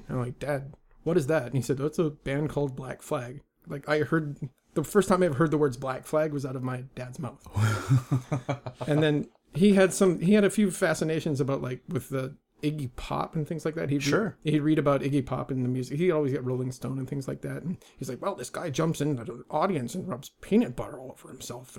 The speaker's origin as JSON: {"language": "English", "town": "Vancouver", "region": "British Columbia", "country": "Canada", "tie": "born there", "said": "I was born a 5-minute walk from this house we're in right now. This is the Vancouver General Hospital."}